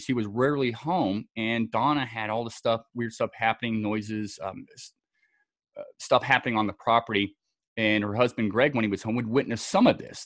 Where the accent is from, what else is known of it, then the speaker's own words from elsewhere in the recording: Scotland, United Kingdom; also born or lived in Southern California; now in United States; born and raised in Scotland